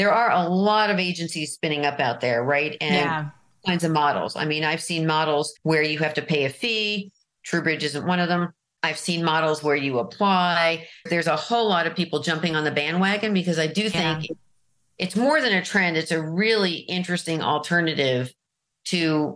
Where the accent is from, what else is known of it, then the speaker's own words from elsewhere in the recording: New York City, New York, United States; moved away as an adult; also born or lived in Marin, California; now in California, United States; I'm from Manhattan